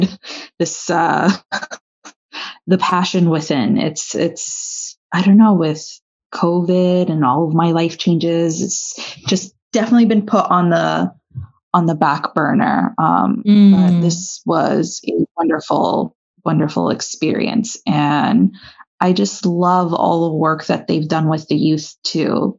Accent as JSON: {"language": "English", "region": "Florida", "country": "United States"}